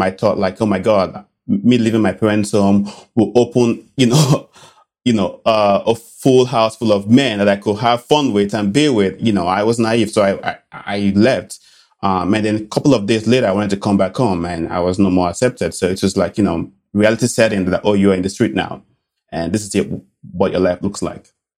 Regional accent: Benin City, Edo, Nigeria; moved away; I grew up in a little city, uh, called Benin City in Nigeria.

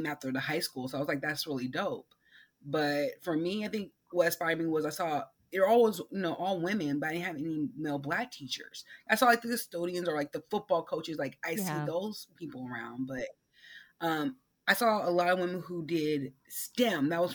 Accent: California, United States; also born or lived in Oakland / Vallejo / Central Valley; I grew up in California my whole life. So half the time I lived in the Bay Area. The other half I lived in the Central Valley

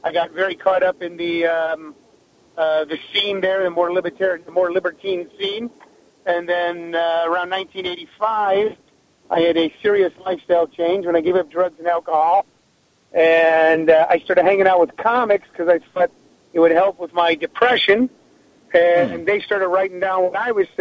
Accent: Midwest, United States; moved away as an adult; I was born in the Midwest

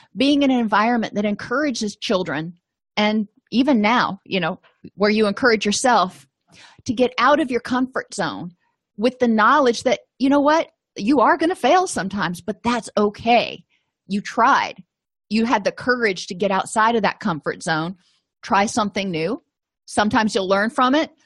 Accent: Florida, United States; moved away; I come from Florida, so I'm not used to snow

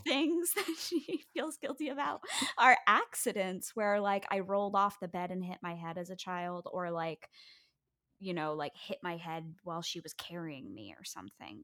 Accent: New York City, New York, United States; I grew up on the Upper West Side of Manhattan

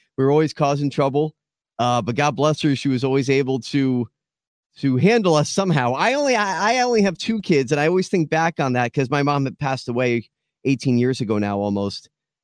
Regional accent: Boca Raton, Florida, United States; born in Boca Raton, Florida, was raised there

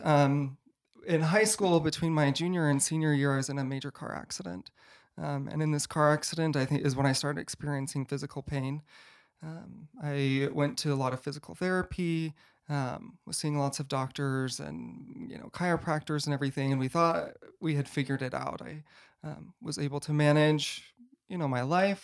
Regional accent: Boise, Idaho, United States; I grew up in Boise, Idaho, so just not too far away

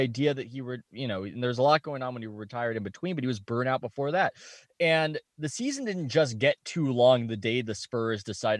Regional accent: San Diego, California, United States; I grew up in San Diego watching Tony Gwynn.

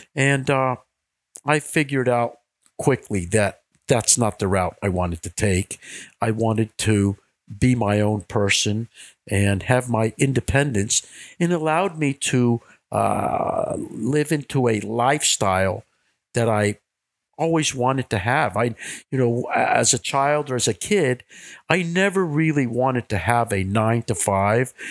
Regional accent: Miami, Florida, United States; I was born and raised in Miami.

